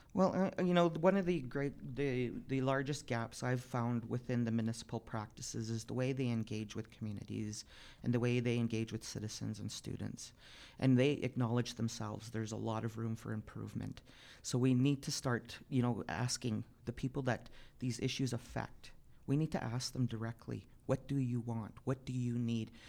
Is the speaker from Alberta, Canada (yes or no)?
yes; Piikani Nation, Alberta, Canada; moved away as an adult; now in Calgary, Canada; I'm from, uh, the Piikani Nation, which is about two and a half hours south of here between Pincher Creek and Fort McLeod. I was, uh, born and raised there, and I left when I was nineteen out of high school